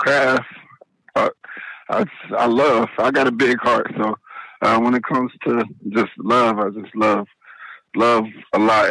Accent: Dayton, Ohio, United States; I'm from Dayton, Ohio

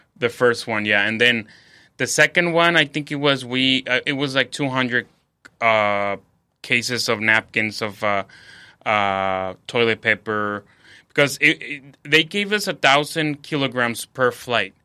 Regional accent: Mexico; now in San Diego, United States; I'm from, I live in San Diego. I'm from Mexico

